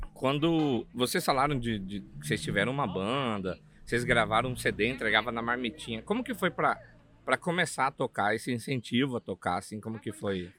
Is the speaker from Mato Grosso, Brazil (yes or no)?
yes; Cuiabá, Mato Grosso, Brazil; accent: Cuiabá; eu sou lá do CPA, para quem é de Cuiabá ou já foi em Cuiabá, sabe que CPA é uma quebrada lá